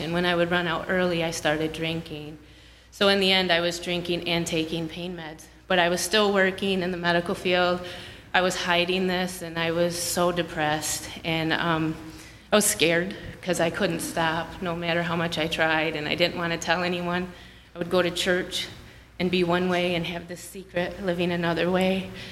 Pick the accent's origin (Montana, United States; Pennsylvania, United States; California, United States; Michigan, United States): Michigan, United States; Grand Blanc; I'm from Grand Blanc, Michigan